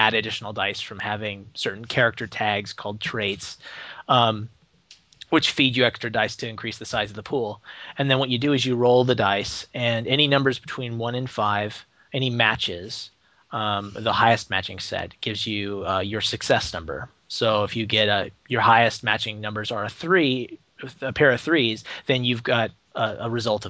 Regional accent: Portland, Oregon, United States; my hometown of Portland, Oregon

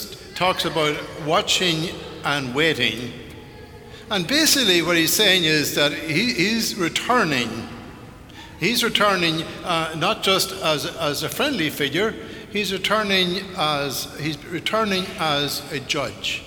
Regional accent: Ireland; moved away; growing up in Ireland in the 50s, growing up out in the country

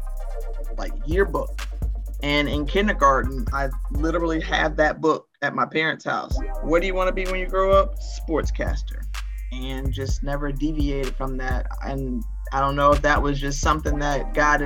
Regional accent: Tampa, Florida, United States; I enjoyed my time growing up here in Tampa.

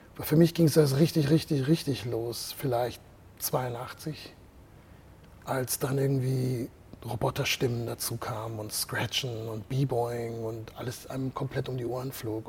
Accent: Heidelberg, Baden-Württemberg, Germany; moved away as an adult; now in Switzerland; Weil ich bin hier aufgewachsen und habe sehr viele gute Erinnerungen an diese Stadt

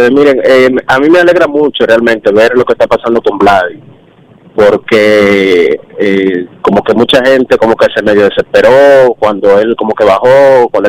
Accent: Samaná, Dominican Republic; now in Santo Domingo, Dominican Republic; Eh, yo soy de Samaná, pero vivo en la capital.

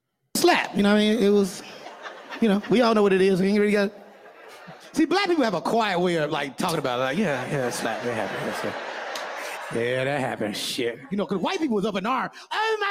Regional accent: Chicago, Illinois, United States; It ain't right, but I get it, you know, because I'm from the West Side of Chicago.

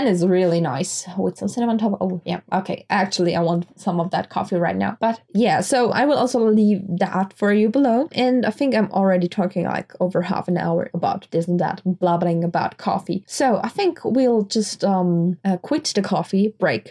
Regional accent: Graz, Styria, Austria; we don't have a Starbucks in Graz, in my hometown.

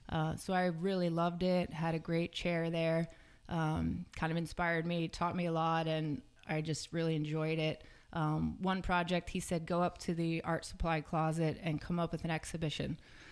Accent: Fort Dix, New Jersey, United States; born there; So grew up, I was born at Fort Dix, New Jersey.

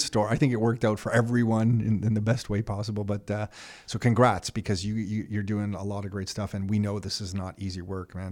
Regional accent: Canada; I'm Canadian

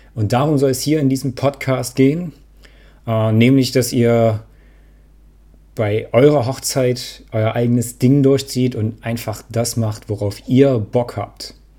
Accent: Dresden, Saxony, Germany; Ich komme aus Dresden

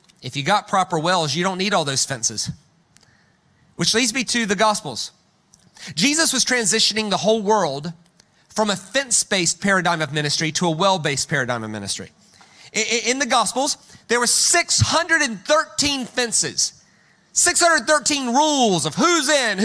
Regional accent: United States; I'm American

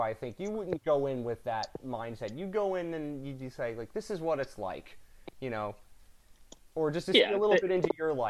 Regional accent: outside of Philadelphia, Pennsylvania, United States; I grew up outside of Philly.

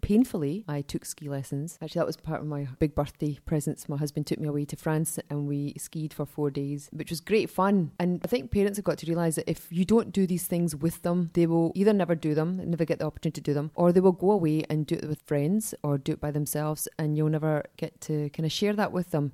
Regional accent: Glasgow, Scotland, United Kingdom; I grew up in Glasgow, so I'm a child of the seventies

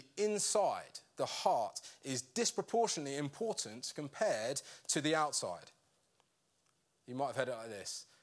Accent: United Kingdom; we're British

